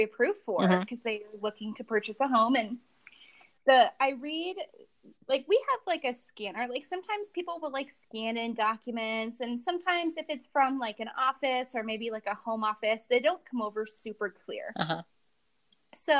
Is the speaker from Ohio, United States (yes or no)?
yes; Ohio, United States; moved away as an adult; now in Utah, United States; That's where I'm from, Ohio